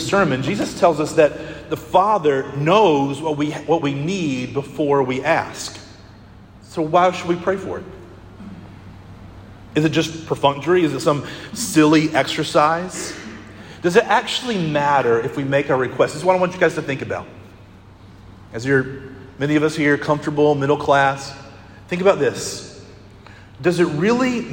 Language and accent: English; Conway, United States; I grew up in Conway